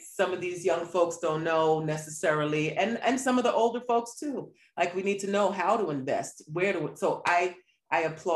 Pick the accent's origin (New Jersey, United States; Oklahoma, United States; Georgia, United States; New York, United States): New York, United States; New York City; I'm a New Yorker